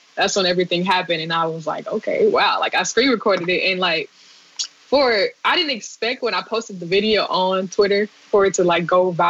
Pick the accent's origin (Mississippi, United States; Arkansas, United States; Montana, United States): Mississippi, United States; Hattiesburg; also born or lived in Abilene, Texas; I was born in Abilene, Texas, actually, but I was raised in Hattiesburg, Mississippi.